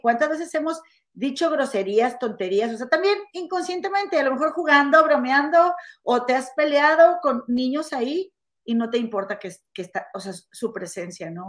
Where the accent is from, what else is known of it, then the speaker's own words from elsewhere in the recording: Monterrey, Nuevo León, Mexico; now in Chicago, United States; en mi rancho en Monterrey o en la casa de mi mamá